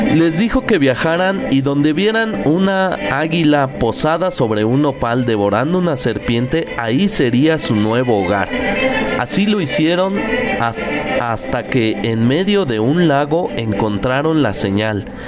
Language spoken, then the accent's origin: Spanish; Mexico; lo que nos hace grandes como mexicanos. Y, estoy orgulloso de cómo mi pueblo, mis hermanos, mis compatriotas, hemos reaccionado